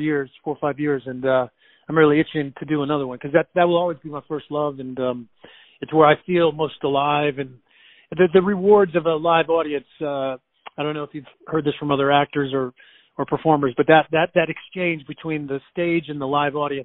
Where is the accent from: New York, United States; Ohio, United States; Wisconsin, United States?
Wisconsin, United States; McFarland; also born or lived in Madison, Wisconsin; I was born in Madison, Wisconsin, grew up just outside of Madison in a town called McFarland